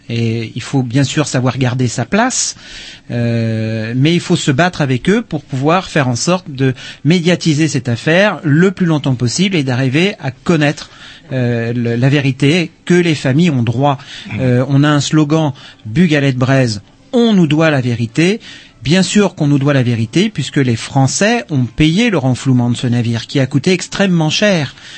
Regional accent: Brittany, France; je suis breton

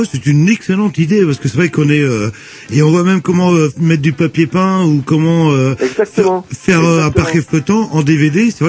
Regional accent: Brittany, France; nous, on vient de Bretagne.

